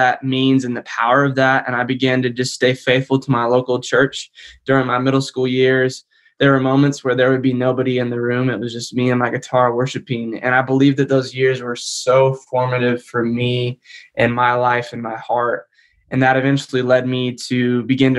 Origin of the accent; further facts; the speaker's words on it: Sioux Falls, South Dakota, United States; moved away as an adult; also born or lived in Joplin, Missouri; now in Franklin, United States; I was born in Joplin, Missouri. Then I moved up to Sioux Falls, South Dakota when I was 9 years old. And I'm a South Dakota kid at heart.